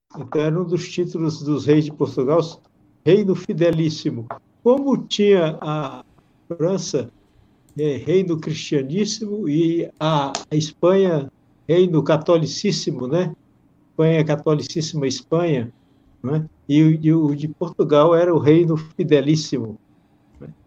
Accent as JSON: {"language": "Portuguese", "country": "Brazil", "said": "como brasileiro e de origem portuguesa que eu sou"}